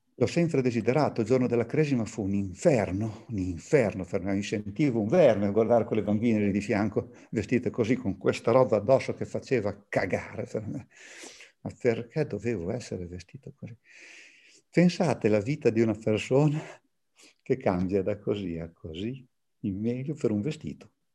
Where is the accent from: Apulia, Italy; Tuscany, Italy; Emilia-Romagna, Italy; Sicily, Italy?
Emilia-Romagna, Italy; Bologna; sono bolognese